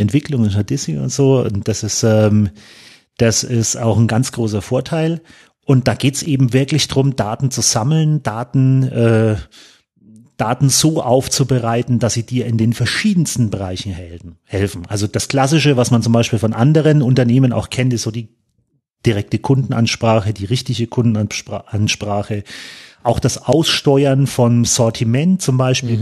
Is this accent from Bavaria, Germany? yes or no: yes; Kulmbach, Bavaria, Germany; ich bin jetzt aus Kulmbach, ich fahre 110 Kilometer nach Nürnberg